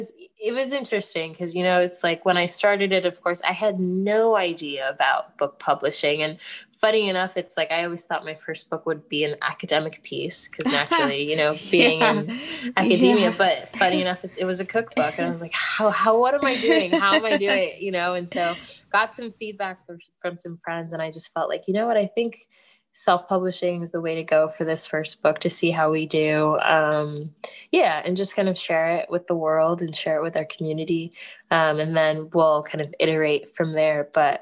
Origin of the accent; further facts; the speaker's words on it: Ghana; now in United States; for me being Ghanaian and having the business, I mean, it's named Kelewele, which is a Ghanaian food even.